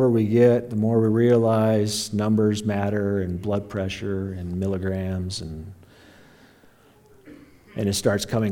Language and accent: English; Sterling, Colorado, United States; I was born a long time ago in Logan County Hospital in Sterling, Colorado